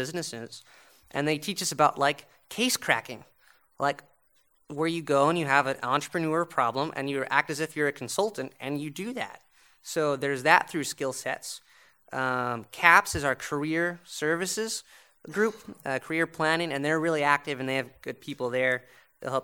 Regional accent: United States; moved away as an adult; now in Montreal, Canada; being the American at McGill

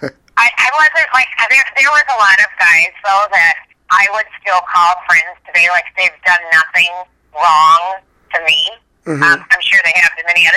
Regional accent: Minneapolis, Minnesota, United States; moved away as an adult; also born or lived in Beverly Hills, California / Nashville, Tennessee; I grew up in Minneapolis, Minnesota

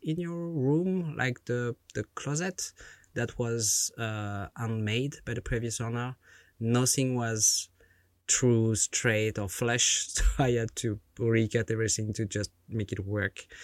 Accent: France; born or raised there

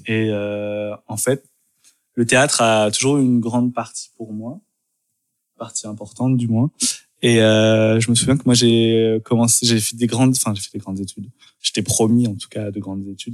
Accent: Dijon, Bourgogne-Franche-Comté, France; also born or lived in Lyon; now in Paris, France; je suis né à Dijon

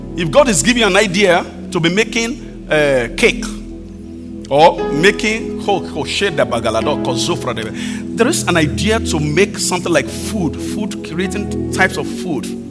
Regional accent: Akure, Ondo, Nigeria; my hometown, even in, my, in Akure, you know, very rural area.

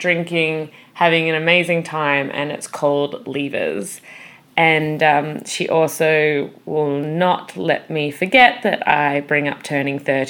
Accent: Perth, Western Australia, Australia; we're actually from Perth, the same city in Australia

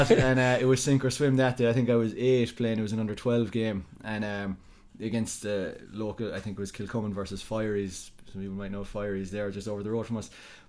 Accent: Dublin, County Dublin, Ireland; born there; now in Killarney, Ireland; I was born in Dublin myself. My parents were born outside of Kerry as well, father Low, mother Offaly.

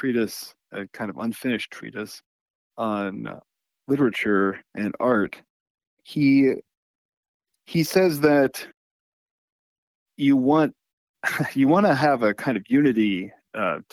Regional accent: Texas, United States; moved away as an adult; now in Hillsdale, United States; I'm from Texas

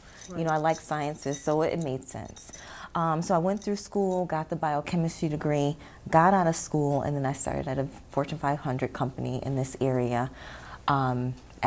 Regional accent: Syracuse, New York, United States; I was from here.

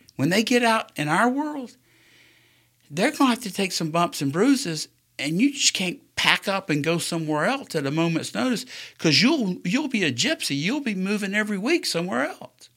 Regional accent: South Carolina, United States; now in Alabama, United States; I grew up in South Carolina the first part of my life.

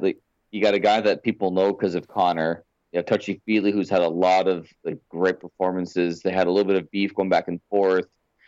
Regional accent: Windsor, Ontario, Canada; growing up in Windsor

